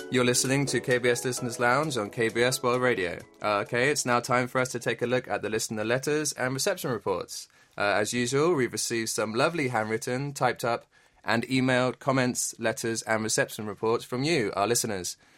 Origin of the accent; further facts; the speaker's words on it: Bournemouth, South West England, United Kingdom; moved away as an adult; also born or lived in London; now in Korea; I was born in a beautiful town on the south coast. It's called Bournemouth